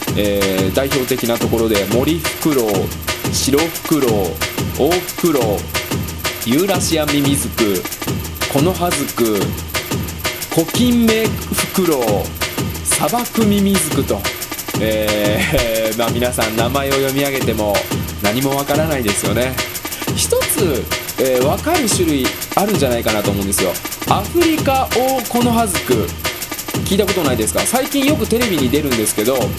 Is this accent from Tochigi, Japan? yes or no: no; Nishinomiya, Hyogo, Japan; 僕の実家、兵庫県の西宮市なんですけれども